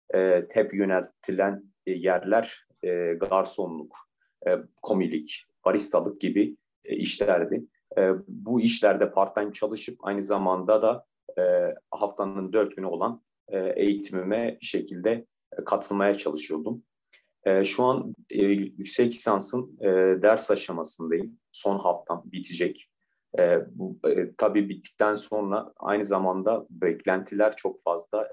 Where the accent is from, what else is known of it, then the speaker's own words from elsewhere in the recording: Diyarbakır, Diyarbakır Province, Turkey; moved away as an adult; also born or lived in Bursa; Diyarbakır doğumluyum. Diyarbakır'da liseyi bitirdim